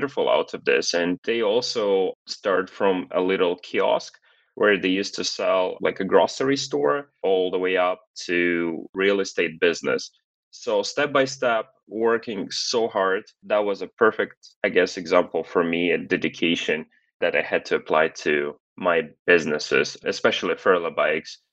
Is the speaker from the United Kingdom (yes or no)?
no; Kazakhstan; now in Los Angeles, United States; I was born in Kazakhstan in a very loving, happy family.